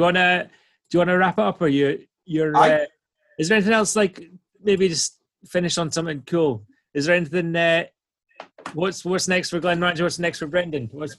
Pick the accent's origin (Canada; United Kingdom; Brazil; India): United Kingdom; Angus, Scotland; I am a proper country bumpkin. I was born in Angus, proper Tuchter type stuff.